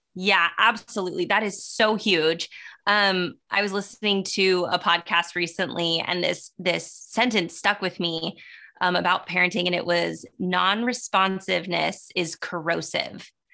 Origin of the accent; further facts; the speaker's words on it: Southern California, United States; also born or lived in Sacramento; I'm born and raised in Southern California